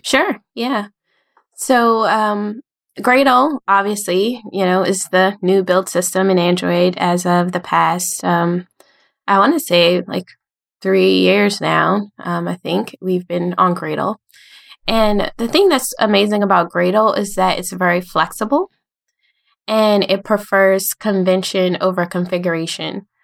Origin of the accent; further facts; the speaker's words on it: United States; I'm from the United States in, near the capital, Washington, D C, um, and pretty much been around here my whole life